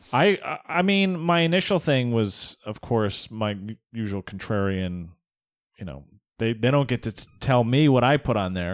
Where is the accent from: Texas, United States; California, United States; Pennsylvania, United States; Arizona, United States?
Arizona, United States; I'm from Arizona